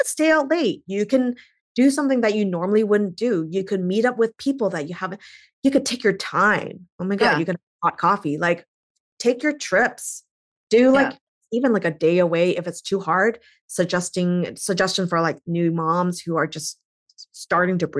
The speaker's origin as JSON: {"language": "English", "country": "Canada", "moved": "yes", "lives_now": "United States", "said": "I'm Canadian."}